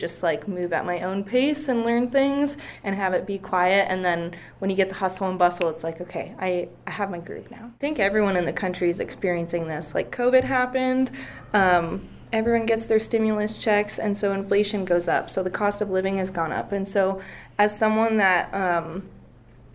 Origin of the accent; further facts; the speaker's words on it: Bozeman, Montana, United States; moved away as an adult; now in Missoula, United States; I grew up in Bozeman my whole life